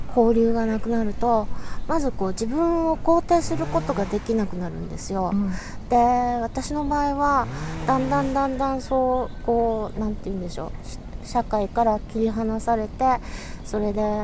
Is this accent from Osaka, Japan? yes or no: no; Yokohama, Kanagawa, Japan; 横浜生まれの横浜育ち